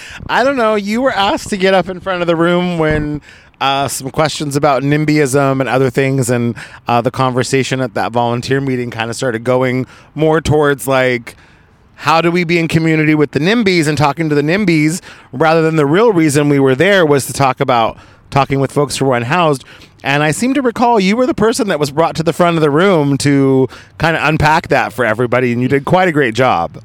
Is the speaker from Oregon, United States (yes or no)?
yes; Oregon, United States; now in Los Angeles, United States; I was grew up in Oregon